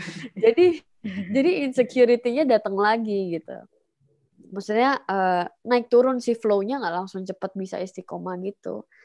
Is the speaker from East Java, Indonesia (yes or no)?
no; Jakarta, Indonesia; born there; also born or lived in Surabaya; Surabaya ngikut ngikut keluarga karena waktu itu keluarga pindah di Surabaya terus balik lagi ke Jakarta aku lahir di Jakarta